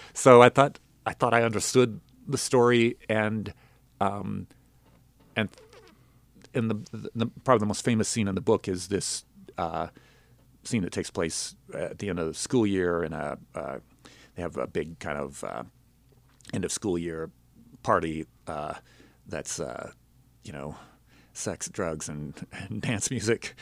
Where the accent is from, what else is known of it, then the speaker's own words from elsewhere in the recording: Denver, Colorado, United States; also born or lived in Los Angeles; now in Nashville, United States; growing up in Denver